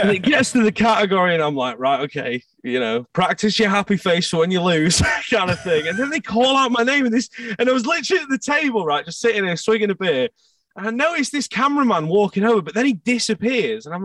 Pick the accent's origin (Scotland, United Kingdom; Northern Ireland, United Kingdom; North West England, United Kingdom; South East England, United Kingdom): Scotland, United Kingdom; we had gone to Scotland because I'm from Scotland